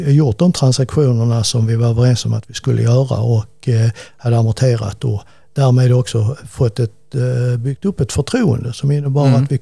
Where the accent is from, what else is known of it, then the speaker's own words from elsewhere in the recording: Malmö, Skåne, Sweden; så jag är en riktig Malmöbo.